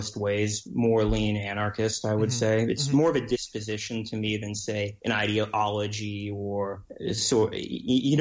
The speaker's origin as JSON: {"language": "English", "town": "Greenwich", "region": "Connecticut", "country": "United States", "tie": "born or raised there", "said": "I grew up in Greenwich, Connecticut"}